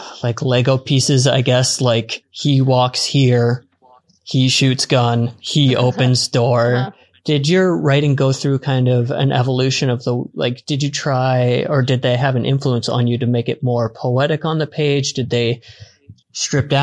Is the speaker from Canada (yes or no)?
yes; Eastern Canada, Canada; moved away as an adult; now in Vancouver, Canada; I mean, being Canadian